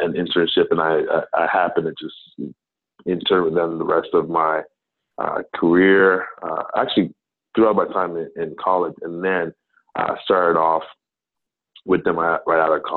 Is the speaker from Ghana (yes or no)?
yes; Ghana; also born or lived in New Jersey, United States; now in United States; I'm originally from Ghana, from West Africa. I was born in New Jersey, but family moved back to Ghana when I was quite young.